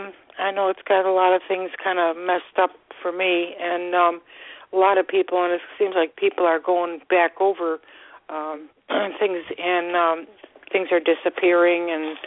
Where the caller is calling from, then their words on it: Florida, United States; I'm calling from Florida.